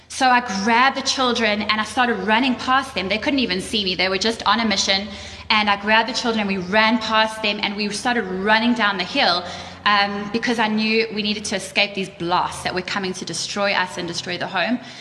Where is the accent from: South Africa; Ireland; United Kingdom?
South Africa; moved away; we're from South Africa too